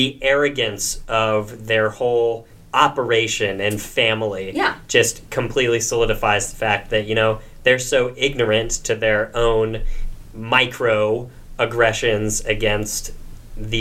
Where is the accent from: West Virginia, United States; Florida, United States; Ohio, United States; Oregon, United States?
Ohio, United States; growing up in Ohio